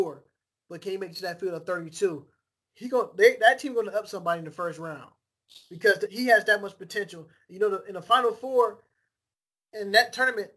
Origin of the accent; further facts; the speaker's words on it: Cleveland, Ohio, United States; now in Charlotte, United States; I'm from Cleveland